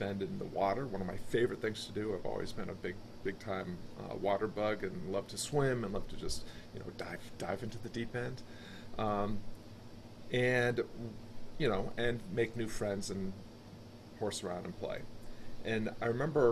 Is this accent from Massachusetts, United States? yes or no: yes; Springfield, Massachusetts, United States; I grew up outside of Springfield, Massachusetts for a lot of my youth